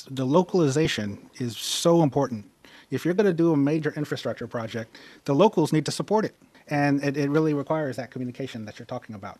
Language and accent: English; Dallas, Texas, United States; I come from America. So we have a sports culture in America. We love teams. I'm from Dallas.